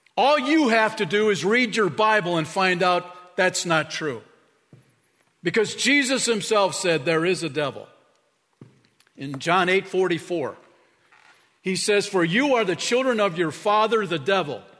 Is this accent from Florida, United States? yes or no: no; Chicago, Illinois, United States; moved away; when I was a little dude growing up in Chicago area